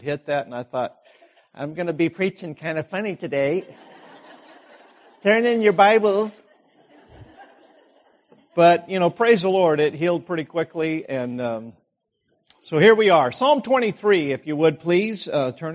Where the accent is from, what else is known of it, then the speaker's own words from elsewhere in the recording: Idaho, United States; I grew up in Idaho in farm country